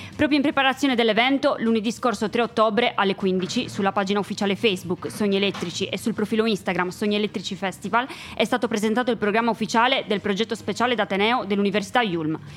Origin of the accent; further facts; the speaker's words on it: Sardinia, Italy; io son della Sardegna